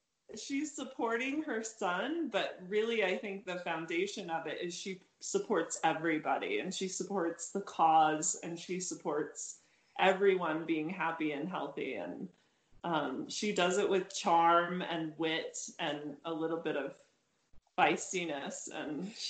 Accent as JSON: {"language": "English", "region": "Utah", "country": "United States", "tie": "born or raised there", "said": "well, when I was growing up in Utah, it was the gay Denny's in Salt Lake City"}